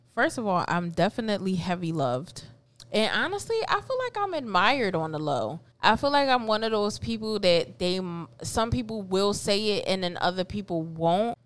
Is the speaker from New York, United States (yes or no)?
no; Philadelphia, Pennsylvania, United States; also born or lived in Puerto Rico; So I've been raised in North, N O R F